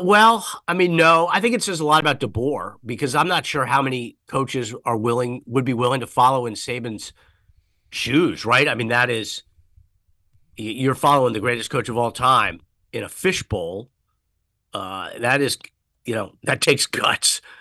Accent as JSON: {"language": "English", "town": "Washington", "region": "District of Columbia", "country": "United States", "tie": "born or raised there", "moved": "yes", "lives_now": "San Jose, United States", "said": "I grew up in the snow back before global warming when it used to snow in Washington, D C"}